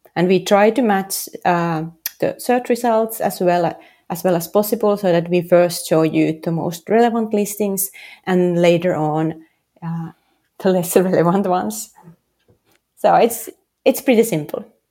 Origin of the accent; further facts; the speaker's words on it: Helsinki, Uusimaa, Finland; English is a second language; moved away as an adult; also born or lived in San Francisco; now in New York City, United States; originally I'm from Helsinki